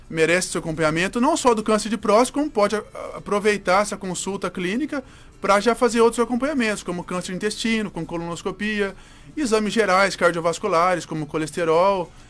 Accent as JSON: {"language": "Portuguese", "town": "Avaré", "region": "São Paulo", "country": "Brazil", "tie": "born there", "moved": "yes", "said": "Isso, eu sou, sou, sou nascido em Avaré, interior de São Paulo. Uma cidade pequena lá do interior de São Paulo."}